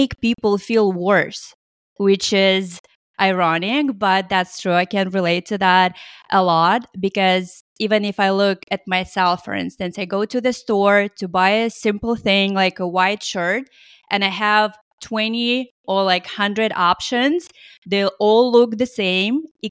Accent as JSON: {"language": "English", "country": "Russia", "tie": "born or raised there", "moved": "yes", "lives_now": "United States", "said": "I grew up in Russia"}